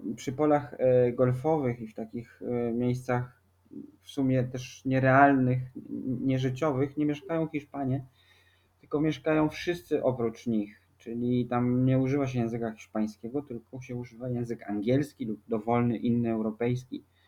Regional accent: Warsaw, Masovian Voivodeship, Poland; moved away as an adult; also born or lived in Rota, Spain; bo jesteśmy z Warszawy.

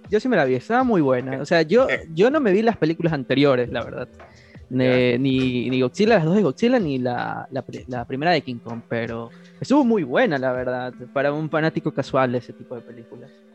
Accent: Guayaquil, Guayas, Ecuador; Somos de Ecuador, de Guayaquil

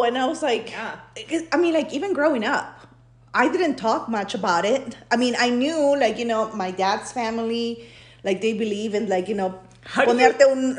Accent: Peru; now in United States; I was born in Peru, but I've been living in the U.S. since 1998.

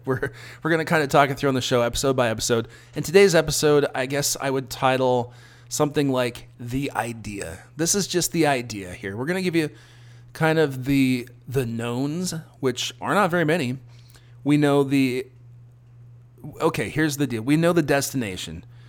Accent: South Dakota, United States; moved away as an adult; also born or lived in Minneapolis, Minnesota; now in Austin, United States; I come from South Dakota originally, with a little stop in Minneapolis in between

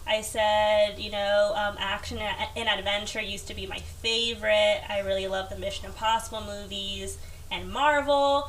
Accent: New York City, New York, United States; I was born in Queens.

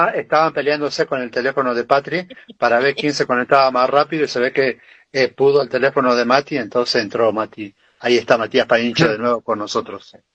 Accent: Argentina; nos identifica como argentino

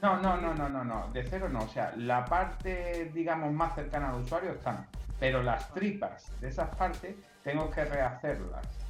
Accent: Spain; Aquí en España tenemos otras lenguas como el catalán, el gallego, el valenciano, el vasco.

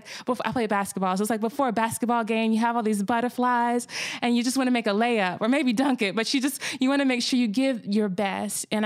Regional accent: Winston-Salem, North Carolina, United States; moved away as an adult; growing up in Winston-Salem, which I consider it, this is definitely a city, but it has its problems.

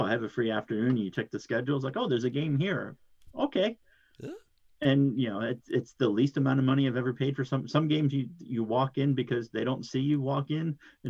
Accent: Southern New Jersey, United States; I'm from Southern New Jersey, where we speak English.

